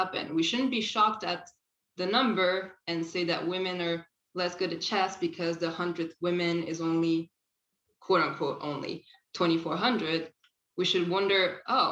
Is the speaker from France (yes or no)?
yes; France; moved away as an adult; now in Canada; I didn't grow up here. Actually, I grew up in France. I've been in Canada for about 10 years now